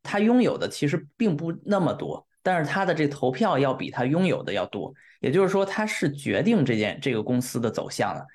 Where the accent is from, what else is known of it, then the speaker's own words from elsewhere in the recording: China; now in Europe; 对于我们中国人来说，在欧洲